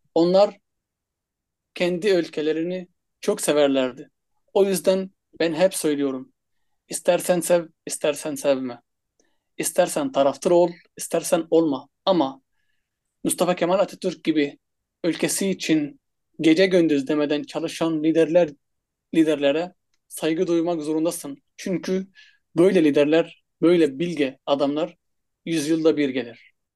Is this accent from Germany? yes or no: no; Egypt; first language Arabic; Turkish is a second language; moved away as an adult; now in Turkey; kendi ana dilim Arapça olduğu için